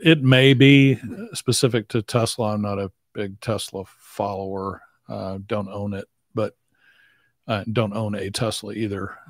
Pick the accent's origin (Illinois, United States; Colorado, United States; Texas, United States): Texas, United States; … hometown; she's from my hometown